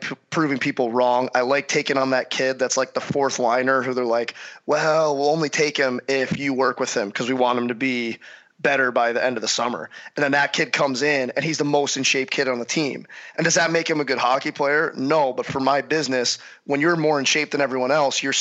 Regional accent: St. Louis, Missouri, United States; growing up in St. Louis

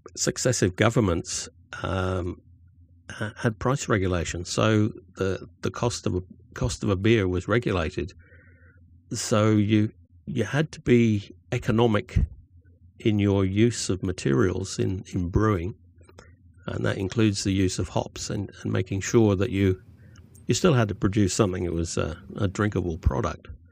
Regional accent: Cornwall, South West England, United Kingdom; now in Australia; I grew up in Cornwall

